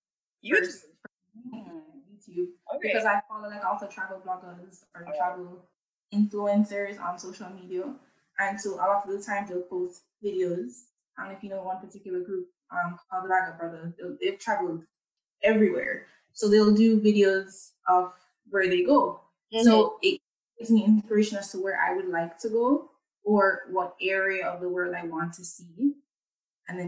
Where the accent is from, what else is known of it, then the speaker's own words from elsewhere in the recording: Jamaica; moved away as an adult; now in Spain; I'm originally from Jamaica, living here in Spain for about 2 years